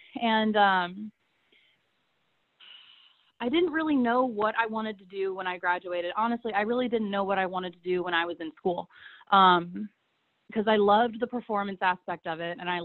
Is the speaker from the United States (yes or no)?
yes; Atlanta, Georgia, United States; also born or lived in Jacksonville, Florida; I was born and raised in Atlanta, Georgia